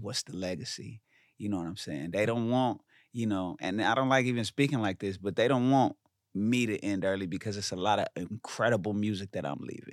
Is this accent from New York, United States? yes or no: no; Inglewood, California, United States; I'm from Inglewood